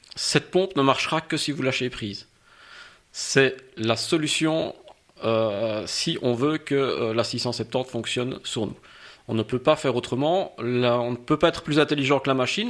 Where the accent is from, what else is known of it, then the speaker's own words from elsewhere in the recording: Liège, Wallonia, Belgium; je suis liégeois de quarante-deux ans